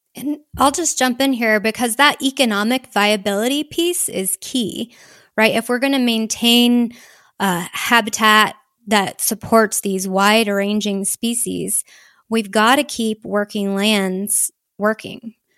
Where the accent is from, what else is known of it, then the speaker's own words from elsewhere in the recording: Houston, Texas, United States; moved away as an adult; also born or lived in Seattle; I grew up in the suburbs of Houston, sort of as subdivision met cattle country